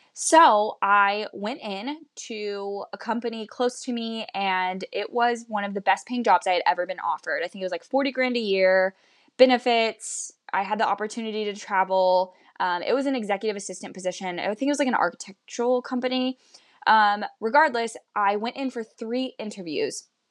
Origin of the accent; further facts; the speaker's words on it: Midwest, United States; also born or lived in Kansas City, Missouri; I currently live in Missouri, Kansas City, Missouri, and I was born and raised in the Midwest in the United States.